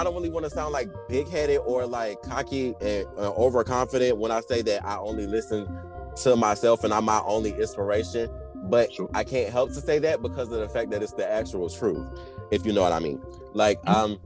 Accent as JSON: {"language": "English", "town": "Orangeburg", "region": "South Carolina", "country": "United States", "said": "I'm from Orangeburg, South Carolina"}